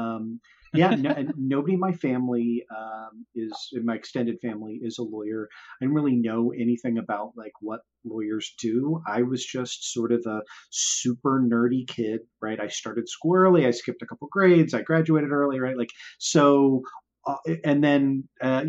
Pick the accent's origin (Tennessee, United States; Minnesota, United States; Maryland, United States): Maryland, United States; Baltimore; also born or lived in Washington, D.C.; I grew up in Baltimore and I knew I wanted to like relocate back to Baltimore